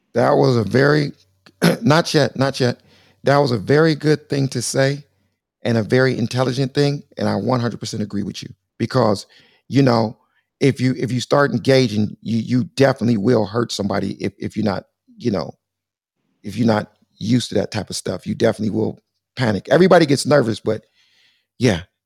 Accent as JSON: {"language": "English", "town": "Compton", "region": "California", "country": "United States", "tie": "born or raised there", "also_born_or_lived": "Los Angeles", "said": "I'm from beautiful sunny, sunny Southern California"}